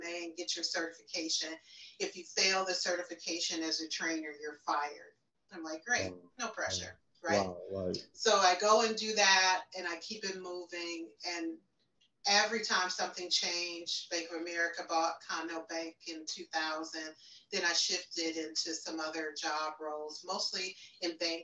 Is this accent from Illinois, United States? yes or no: yes; Chicago, Illinois, United States; I am from, born and raised in Chicago, Illinois